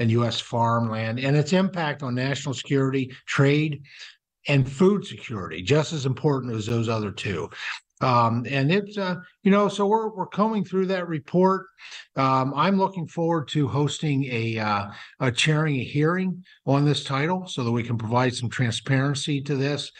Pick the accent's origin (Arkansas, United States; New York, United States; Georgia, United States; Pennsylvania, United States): Pennsylvania, United States; my home state of Pennsylvania